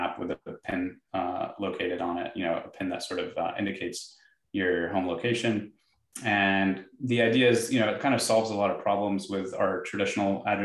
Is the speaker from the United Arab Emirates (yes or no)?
yes; Dubai, United Arab Emirates; moved away; where I grew up in Dubai